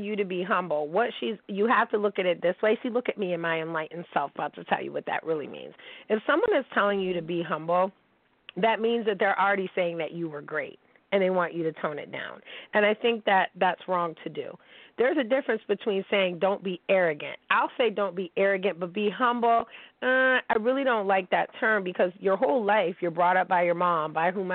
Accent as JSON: {"language": "English", "town": "Pittsburgh", "region": "Pennsylvania", "country": "United States", "said": "I'm from Pittsburgh"}